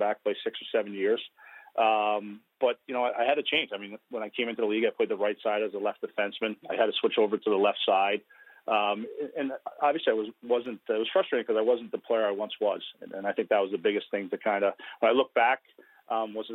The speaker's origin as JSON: {"language": "English", "town": "Woonsocket", "region": "Rhode Island", "country": "United States", "tie": "born or raised there", "said": "I grew up in Woonsocket, Rhode Island"}